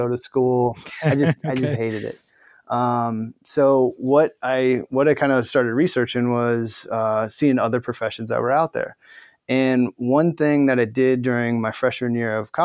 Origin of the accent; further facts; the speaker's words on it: Omaha, Nebraska, United States; moved away as an adult; also born or lived in Florida / Washington / Albuquerque, New Mexico / Ohio; now in Bay Area, United States; I'm originally from Omaha, Nebraska, born and raised in the Cornhusker State, just growing up in Omaha